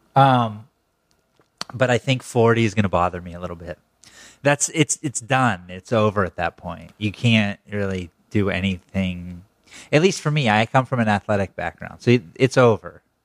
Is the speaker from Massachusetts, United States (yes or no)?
no; Pennsylvania, United States; born or raised there